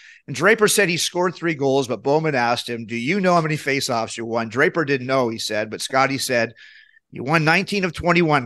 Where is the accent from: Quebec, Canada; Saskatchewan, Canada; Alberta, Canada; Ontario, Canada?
Saskatchewan, Canada; Moose Jaw; Moose Jaw, my hometown